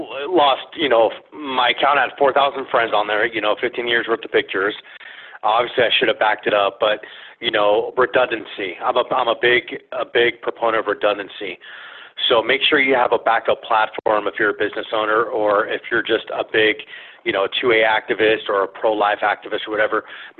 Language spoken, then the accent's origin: English; California, United States; look at California. You know, I grew up there in the San Fernando Valley.